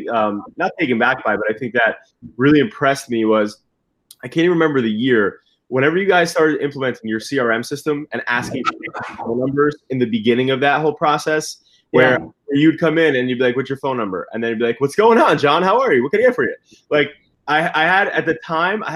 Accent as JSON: {"language": "English", "town": "Brick", "region": "New Jersey", "country": "United States", "tie": "born or raised there", "said": "I grew up in Brick. So I was always in Finns growing up"}